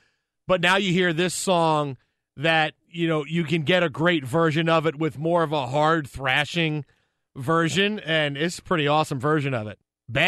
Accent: Staten Island, Syracuse, New York, United States; moved away; I grew up in Staten Island, Syracuse, and I vacationed in Detroit.

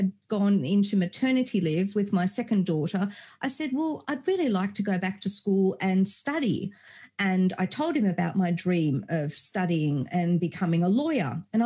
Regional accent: Germany; I was born in Germany many moons ago.

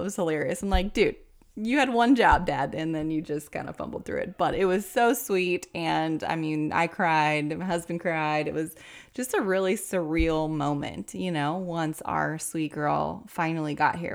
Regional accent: Cincinnati, Ohio, United States; also born or lived in Kentucky; I'm from Cincinnati

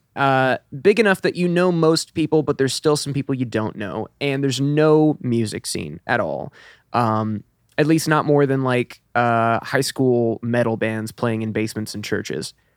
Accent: Elizabethtown, Kentucky, United States; moved away; I'm originally from Kentucky, about two hours north

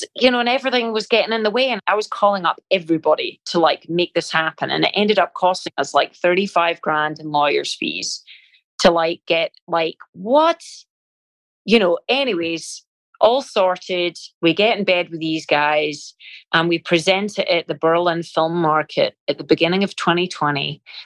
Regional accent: Scotland, United Kingdom; moved away; being Scottish

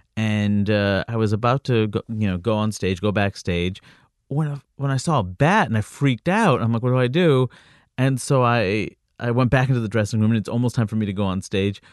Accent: New York City, New York, United States; also born or lived in Jackson Heights / Floral Park / Jamaica, Queens; I grew up, uh, throughout Queens. I grew up in Jackson

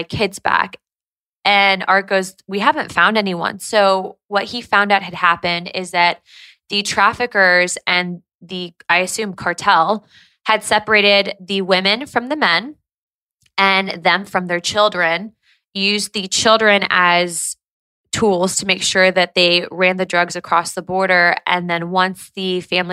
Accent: Santa Ana, California, United States; growing up in Southern California, growing up right near really Tijuana

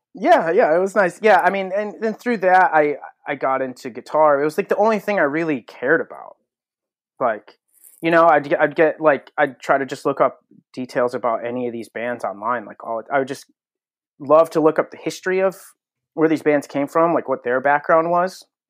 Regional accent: Connecticut, United States; born and raised in Connecticut

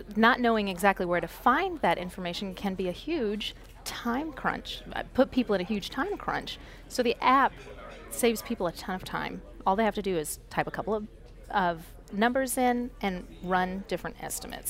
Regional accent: Florida, United States; moved away; I am originally from Florida

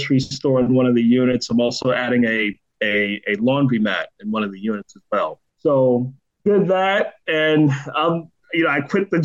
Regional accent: New York City, New York, United States; also born or lived in Poughkeepsie, New York; I grew up in the Bronx, New York, when I was, you know, most of my younger years until I was around 14. And then I went to Poughkeepsie, New York

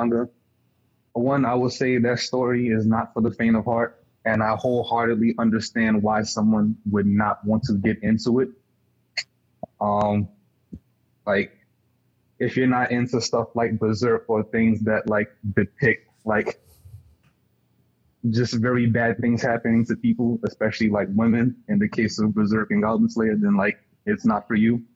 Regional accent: New York, United States; also born or lived in Baltimore; I'm from New York, but I lived in Baltimore for like 2 years

